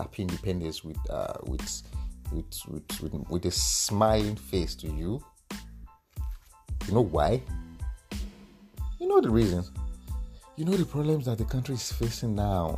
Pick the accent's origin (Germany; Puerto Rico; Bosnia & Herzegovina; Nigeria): Nigeria; I'm an Nigerian